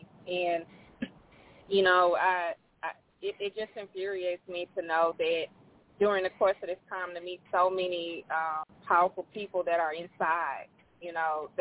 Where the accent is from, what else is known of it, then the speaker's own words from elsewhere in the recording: Louisiana, United States; I'm from Louisiana, but I'm kin to a lot of Montgomery's and Harmon's all through California